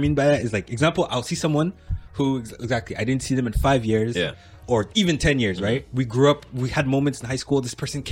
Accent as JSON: {"language": "English", "town": "LaSalle", "region": "Quebec", "country": "Canada", "tie": "born or raised there", "said": "I grew up in LaSalle. And now we're not in LaSalle anymore"}